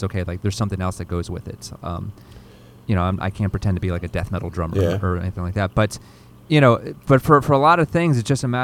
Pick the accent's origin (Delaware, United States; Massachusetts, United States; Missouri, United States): Delaware, United States; moved away; also born or lived in Philadelphia; I grew up in Delaware, you know, about an hour south of Philadelphia